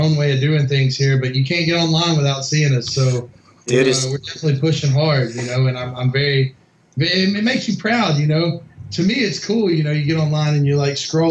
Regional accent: Memphis, Tennessee, United States; I originally grew up, like I said, West Tennessee, Memphis area

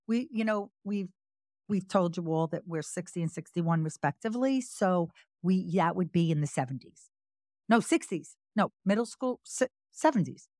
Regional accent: Long Island, New York, United States; also born or lived in Brooklyn / Manhattan; we both were born in Brooklyn, but he mostly grew up in Staten Island, and I grew up in Long Island.

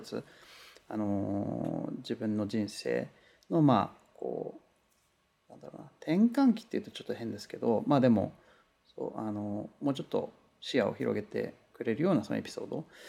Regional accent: Kunitachi, Tokyo, Japan; now in Los Angeles, United States; 東京のあの、うん、国立っていうところなんですけど

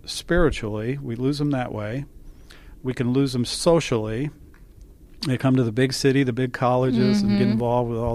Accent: Lansing, Michigan, United States; I was born in Lansing, Michigan, and I was a Michigan State University graduate

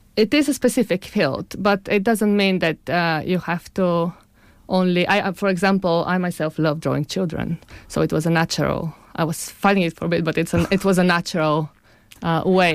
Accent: Sofia, Sofia City, Bulgaria; also born or lived in Bologna, Italy; now in Cambridge, United Kingdom; I'm Bulgarian. I grew up in Sofia, in Bulgaria. And, uh, then I moved to Italy, Bologna

